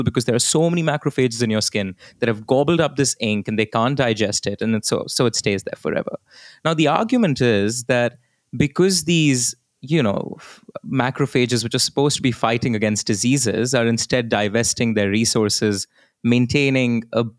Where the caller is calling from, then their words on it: Delhi, India; So I will say this, you know, I'm recording this from Delhi.